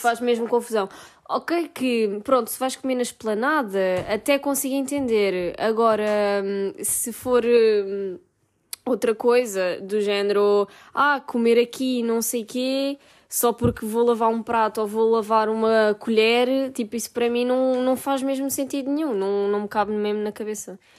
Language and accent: Portuguese; Portugal; moved away as an adult; now in Italy; para nós que somos portugueses